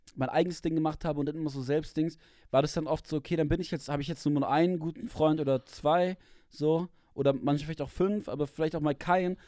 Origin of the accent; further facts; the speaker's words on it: Germany; ich war dann trotzdem immer der Deutsche, so mit so zwei anderen war ich denn, war ich dann der Deutsche in der Klasse